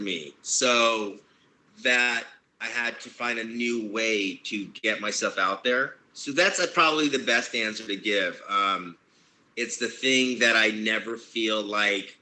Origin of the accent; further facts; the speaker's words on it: Long Beach, California, United States; I grew up in Long Beach